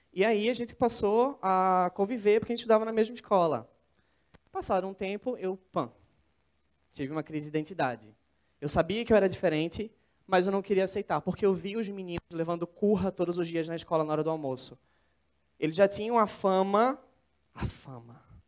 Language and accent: Portuguese; interior of São Paulo, Brazil; moved away as an adult; now in Recife, Brazil; sou de São Paulo, mas cresci no interior e eu moro em Recife há quatro anos